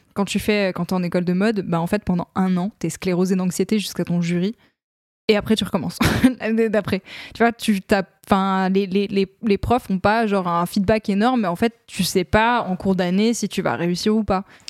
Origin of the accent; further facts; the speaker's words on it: Lorraine, Grand Est, France; J'ai grandi en Lorraine